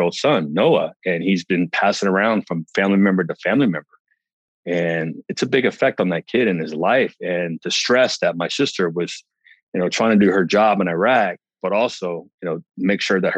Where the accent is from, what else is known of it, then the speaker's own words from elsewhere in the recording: United States; Growing up in America